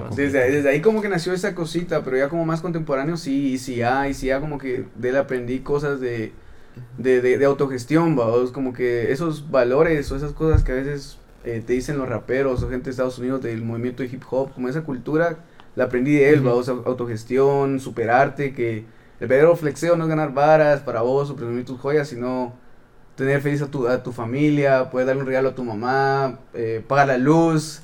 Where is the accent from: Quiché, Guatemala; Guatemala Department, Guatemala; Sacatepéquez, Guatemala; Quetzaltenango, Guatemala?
Quetzaltenango, Guatemala; vengo de Shela, y ah, ahí donde donde me crié, mis papás son de, de pueblos aledaños